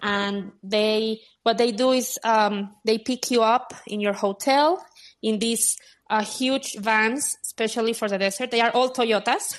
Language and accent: English; Guadalajara, Jalisco, Mexico; moved away as an adult; also born or lived in Dubai; now in Mexico City, Mexico; in Mexico, in Guadalajara, my hometown